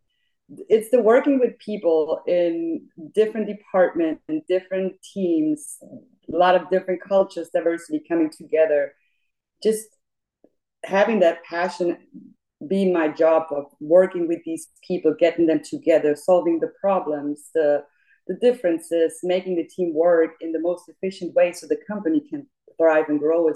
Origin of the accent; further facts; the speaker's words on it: Munich, Bavaria, Germany; English is a second language; moved away as an adult; now in Memphis, United States; I was born and raised in Munich, Germany, and moved to the U.S. about 15 years ago